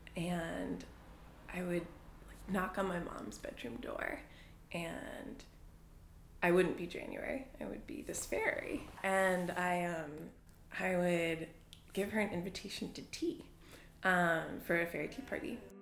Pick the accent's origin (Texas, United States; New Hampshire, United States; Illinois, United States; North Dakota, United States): New Hampshire, United States; moved away as an adult; also born or lived in Boston, Massachusetts; we moved from Boston when I was three or four to New Hampshire